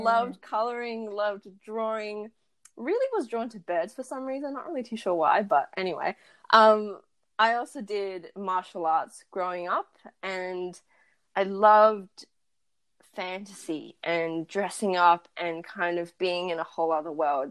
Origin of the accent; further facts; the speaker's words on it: Perth, Western Australia, Australia; I was born and raised in Perth, and I went to a predominantly white school, and I grew up in a predominantly white neighborhood